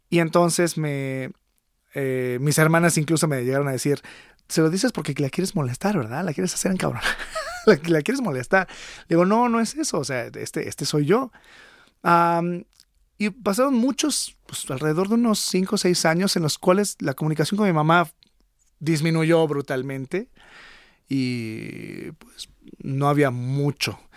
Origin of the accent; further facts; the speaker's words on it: Monterrey, Nuevo León, Mexico; born there; Nací en Monterrey, andaba de aventurera